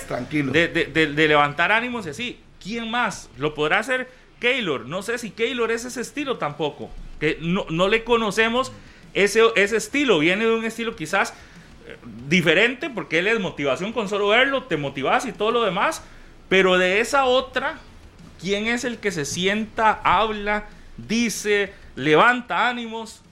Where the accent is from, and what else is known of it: Costa Rica